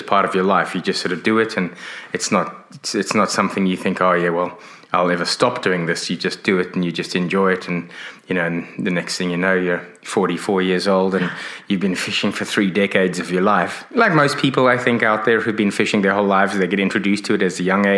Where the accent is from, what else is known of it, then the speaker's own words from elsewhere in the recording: Johannesburg, Gauteng, South Africa; moved away as an adult; also born or lived in Hong Kong / London / Sydney, Australia; now in Exmouth, Australia; I grew up in South Africa, but I'm of British origin. My parents are British. I was born in Hong Kong.